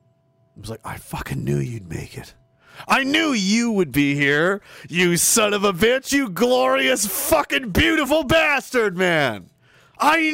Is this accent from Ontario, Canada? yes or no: no; Pictou, Nova Scotia, Canada; I'm from Pictou, Nova Scotia